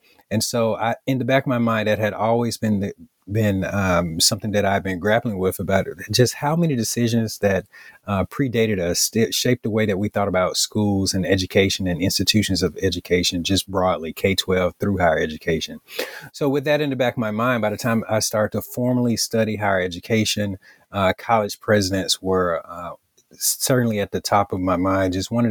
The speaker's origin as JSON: {"language": "English", "region": "Alabama", "country": "United States", "tie": "born or raised there", "said": "my hometown, going back to Bologi, Alabama. It's a small town in West Central Alabama in Greene County."}